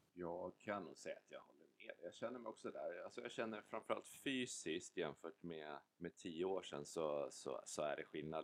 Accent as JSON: {"language": "Swedish", "town": "Stockholm", "region": "Stockholm County", "country": "Sweden", "tie": "born or raised there", "accent": "stockholmska", "moved": "as an adult", "lives_now": "Varberg, Sweden", "said": "jag har ju bott i Stockholm hela mitt liv"}